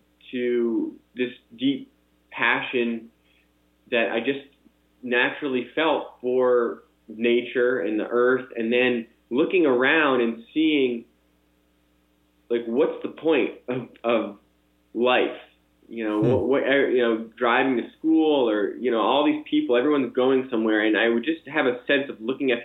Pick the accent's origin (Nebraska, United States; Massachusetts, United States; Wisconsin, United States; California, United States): Massachusetts, United States; Boston; I grew up in the Boston area